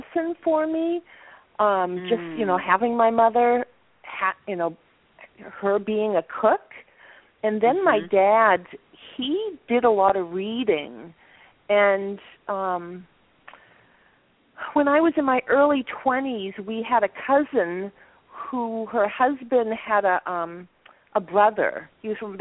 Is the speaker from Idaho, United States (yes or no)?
no; Maine, United States; I grew up in Maine